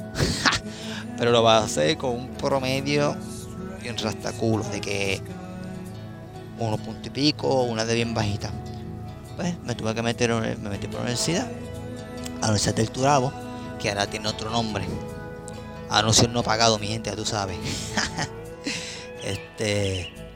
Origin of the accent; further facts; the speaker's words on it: Caguas, Puerto Rico; podría decir que casi toda mi vida he estado en Cagua, he vivido en Cagua